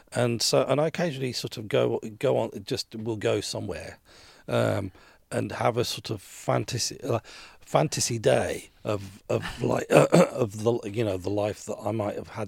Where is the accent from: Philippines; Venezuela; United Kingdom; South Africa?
United Kingdom; Birmingham, West Midlands; moved away; I, I grew up in Birmingham